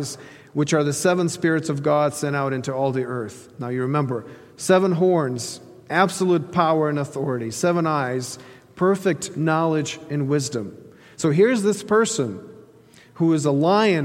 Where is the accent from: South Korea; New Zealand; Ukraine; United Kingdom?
Ukraine; moved away; the eastern part of Ukraine, where that's my home country